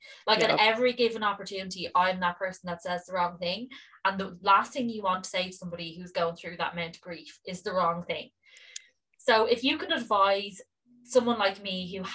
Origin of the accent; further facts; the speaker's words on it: Ireland; as Irish people